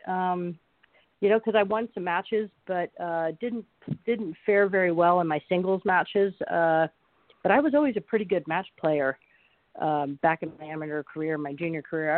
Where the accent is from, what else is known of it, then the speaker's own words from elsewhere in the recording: Phoenix, Arizona, United States; right here in my hometown. Ironically enough, where I played high school boys golf on the team